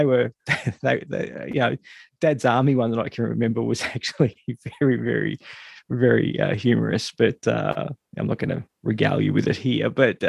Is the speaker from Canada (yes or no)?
no; Australia